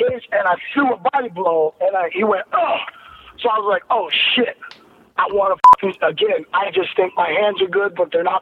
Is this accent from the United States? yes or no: yes; Ohio, United States; I'm from Ohio, Midwest, you know, farmers